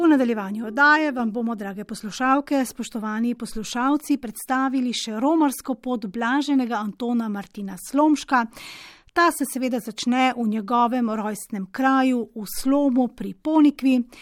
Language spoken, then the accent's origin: Slovenian; Slovenia; Slovenci smo